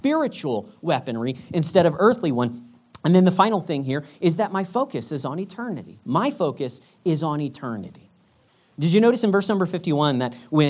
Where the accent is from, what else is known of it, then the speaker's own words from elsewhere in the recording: United States; moved away; as an American